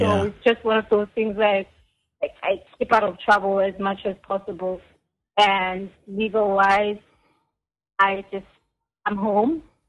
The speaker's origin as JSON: {"language": "English", "region": "KwaZulu-Natal", "country": "South Africa", "said": "I will tell you then that I'm from KwaZulu-Natal."}